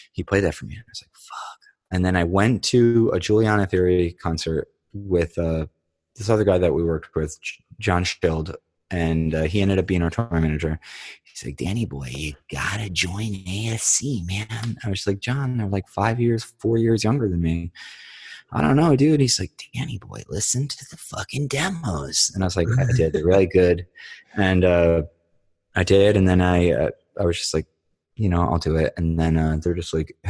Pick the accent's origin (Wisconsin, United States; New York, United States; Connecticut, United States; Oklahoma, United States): New York, United States; Dover Plains; now in Staten Island, United States; We grew up in this small rural village and the Hudson Valley, Dover Plains